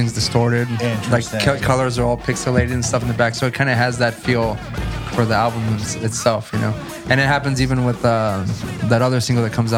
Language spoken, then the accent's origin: English; South Texas, United States; I'm from South Texas